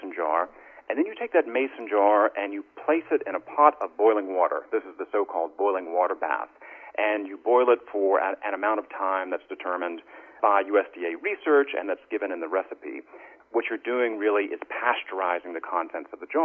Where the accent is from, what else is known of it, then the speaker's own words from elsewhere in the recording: the South, United States; I grew up in the South. My grandparents were farmers in East Tennessee